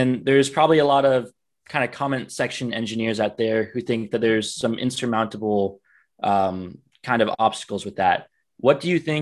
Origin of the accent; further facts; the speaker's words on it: Dallas, Texas, United States; now in Austin, United States; I'm from Dallas, live in Austin